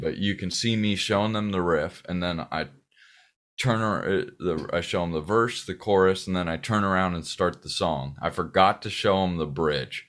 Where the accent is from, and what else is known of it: Pasadena, California, United States; born or raised there; also born or lived in Sierra Madre